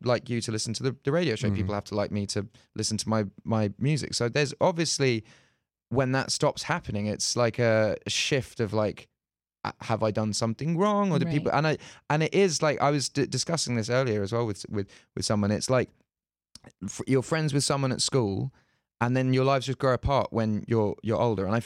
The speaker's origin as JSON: {"language": "English", "country": "United Kingdom", "said": "comes from being British. I think in Britain, we're sort"}